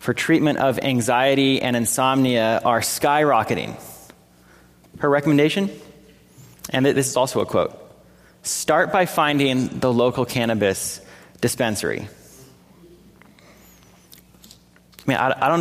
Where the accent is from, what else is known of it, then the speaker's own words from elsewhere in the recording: California, United States; my home state of California